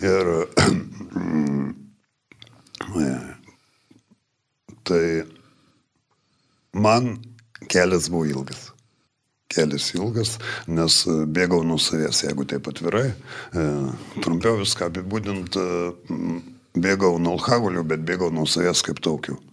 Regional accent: Marijampolė, Marijampolė County, Lithuania; moved away; esu iš Marijampolės

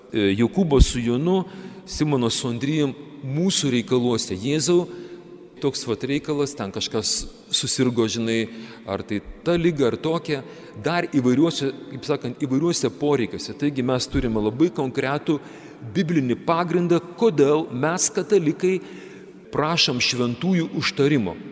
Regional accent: Kretinga, Klaipėda County, Lithuania; mes, žemaičiai, kretingiškiai

